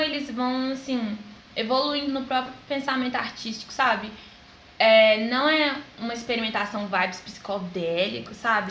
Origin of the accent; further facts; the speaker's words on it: Belo Horizonte, Minas Gerais, Brazil; Sou de BH mesmo